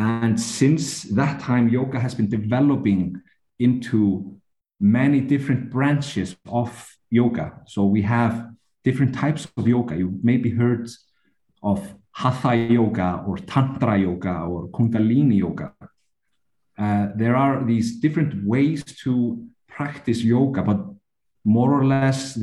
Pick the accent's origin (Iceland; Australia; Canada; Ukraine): Iceland; I come from Iceland.